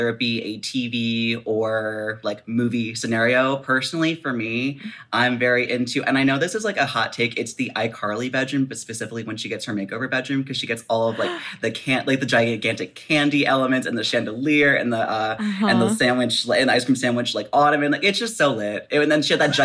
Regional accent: Baltimore, Maryland, United States; I am from Baltimore

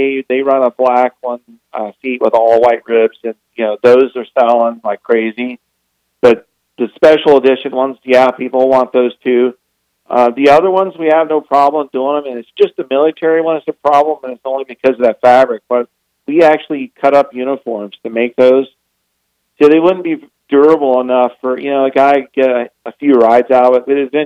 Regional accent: Florida, United States; moved away; I'm originally from Florida

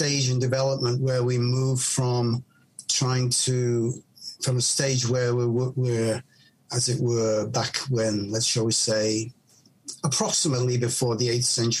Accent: Chester, North West England, United Kingdom; moved away as an adult; also born or lived in Manchester / Japan; when I was growing up in Chester in the northwest of England

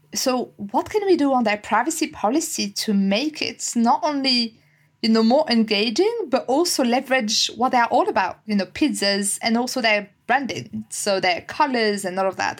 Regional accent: France; English is a second language; moved away as an adult; now in United Kingdom; I, I, was born and raised in France, and I guess you can tell you can tell with my accent as well

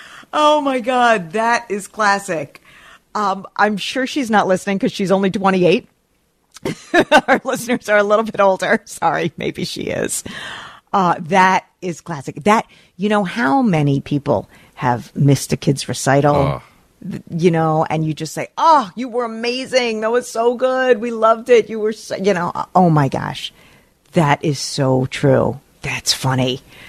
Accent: New York, United States; As an East Coast girl, I grew up in Rockland County. I've been to Action Park as an adult.

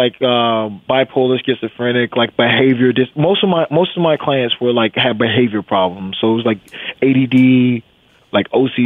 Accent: Wilmington, North Carolina, United States; I grew up in Wilmington, North Carolina, right on the coast

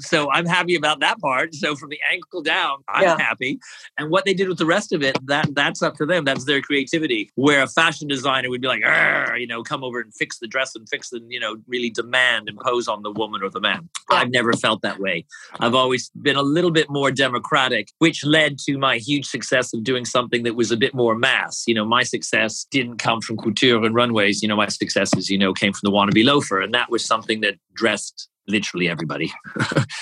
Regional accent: Canada; I'm Canadian

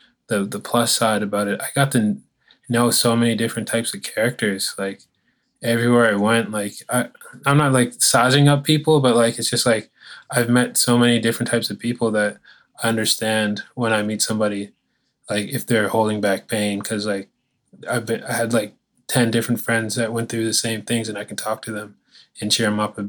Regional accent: Ajax, Ontario, Canada; also born or lived in Detroit; So I was born in Ajax, Ontario. And so we bounced around city to city. I even lived in Detroit for a little bit as well, because it's right on the border from Windsor, Ontario, across the border is Michigan.

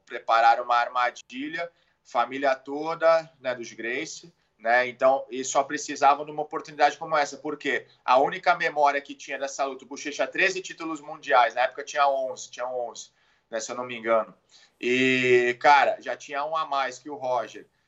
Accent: Santos, São Paulo, Brazil; also born or lived in Jupiter, Florida; sou de Santos, nascido em Santos

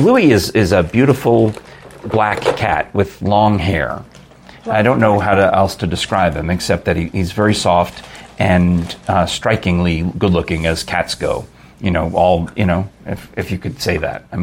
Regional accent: Yonkers, New York, United States; moved away; I grew up in Yonkers

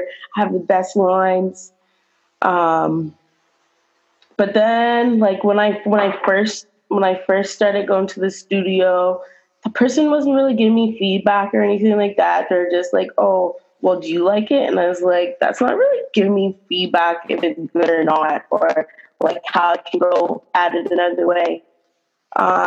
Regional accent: Halifax, Nova Scotia, Canada; also born or lived in Dartmouth, Nova Scotia; I'm from both sides of the bridges. So when I was younger, I lived in Spryfield till I was 15. And then my parents decided to move to Woodside in Dartmouth

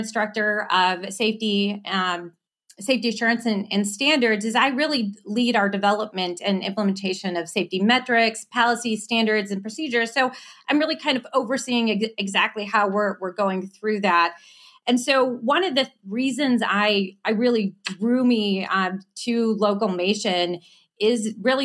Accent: Southeast Michigan, United States; I grew up in Southeast Michigan, so I bleed the auto industry

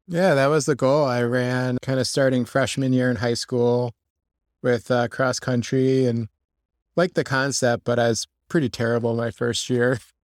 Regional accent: Connecticut, United States; moved away as an adult; now in Rochester, United States; I grew up in Connecticut and lived there my, uh, whole life

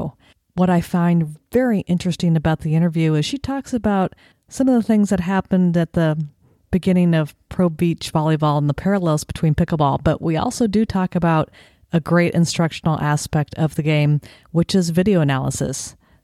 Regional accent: Southern California, United States; I grew up in Southern California, played in high school.

